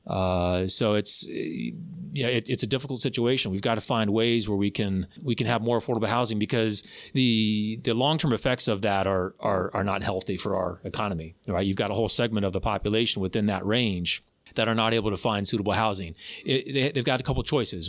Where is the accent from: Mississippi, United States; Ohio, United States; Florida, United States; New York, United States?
Florida, United States; also born or lived in Tallahassee; I was born and raised in Florida. I've lived all over the state and then, um, came to Tallahassee in two thousand one